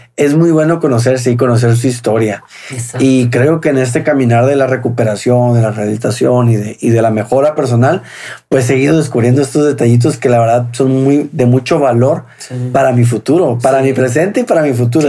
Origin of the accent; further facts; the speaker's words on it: Hermosillo, Sonora, Mexico; also born or lived in Ciudad Obregón, Sonora; nací en Obregón y a los, pero a los cinco años, más o menos seis años, entrando a la primaria, nos fuimos a vivir a Hermosillo.